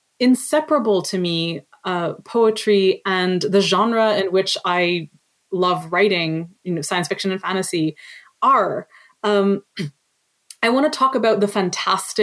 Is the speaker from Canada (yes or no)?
yes; Canada; also born or lived in Lebanon; I was born in Canada, but my parents were born in Lebanon